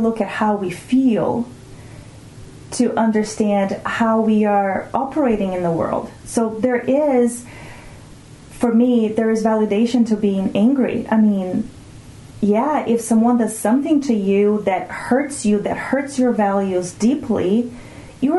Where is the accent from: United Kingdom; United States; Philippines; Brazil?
Brazil; first language Portuguese; English is a second language; moved away; I come from Brazil